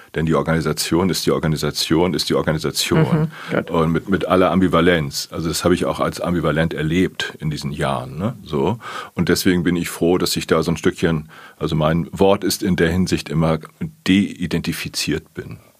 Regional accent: Plön district, Schleswig-Holstein, Germany; now in Hamburg, Germany; ich komme aus dem Kreis Plön

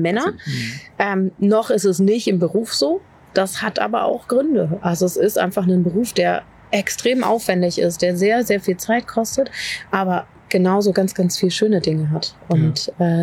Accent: Berlin, Germany; moved away as an adult; now in Dorfmark, Germany; Ich bin in Berlin groß geworden

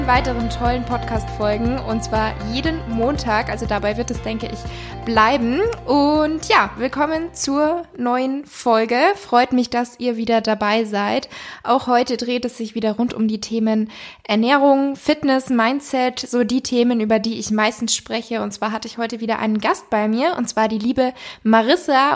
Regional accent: Munich, Bavaria, Germany; ich komme ja hier aus München

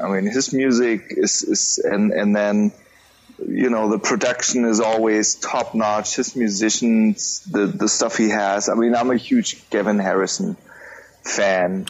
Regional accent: Germany; I'm from Germany, based in Munich

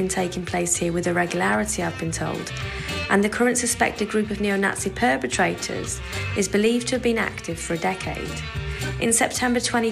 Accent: United Kingdom; now in Berlin, Germany; we British Romani travellers

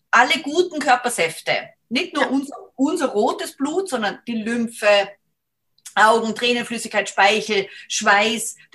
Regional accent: Salzburg, Austria; wenn wir am Berg gegangen sind, bin aus Salzburg, da sind die, sind wir viel gegangen

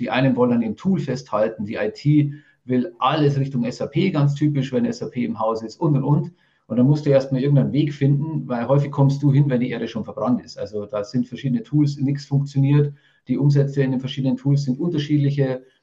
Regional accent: Rosenheim, Bavaria, Germany; accent: Bavarian; Man hört es ein bisschen, ich komme aus dem Bayerischen. Ähm, das ist das Maximum an Hochdeutsch, was ich rausbringe

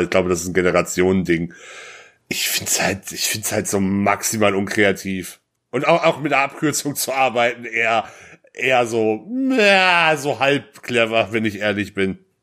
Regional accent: North Rhine-Westphalia, Germany; ich komme ja gebürtig aus NRW

